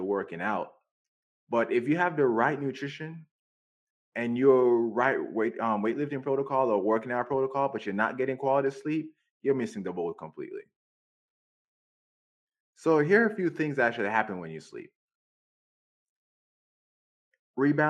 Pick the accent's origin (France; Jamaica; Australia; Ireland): Jamaica; moved away; I grew up in Jamaica